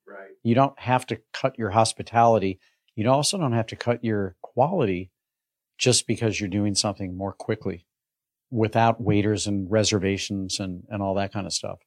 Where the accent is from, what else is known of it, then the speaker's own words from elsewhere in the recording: St. Louis, Missouri, United States; a kid growing up in St. Louis